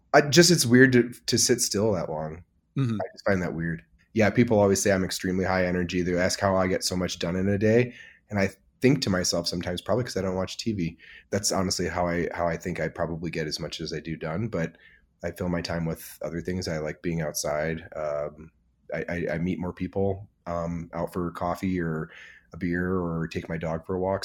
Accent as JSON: {"language": "English", "region": "Michigan", "country": "United States", "tie": "born or raised there", "moved": "yes", "lives_now": "Emeryville, United States", "said": "I grew up in Michigan in the Midwest"}